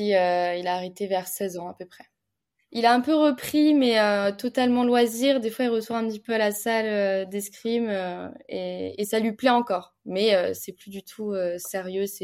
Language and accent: French; Bordeaux, Nouvelle-Aquitaine, France; now in Paris, France; j'ai 23 ans, je suis la cadette d'une famille de 5 filles, euh, je suis de Bordeaux, je pratique l'escrime à haut niveau et je vis à l'INSEP à Paris